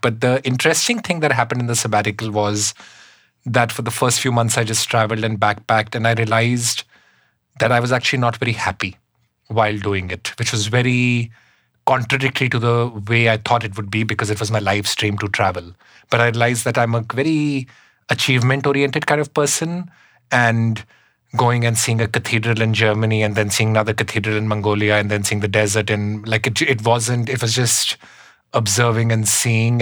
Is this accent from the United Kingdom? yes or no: no; Shimla, Himachal Pradesh, India; moved away as an adult; now in New York City, United States; i grew up up in the himalayas in shimla in india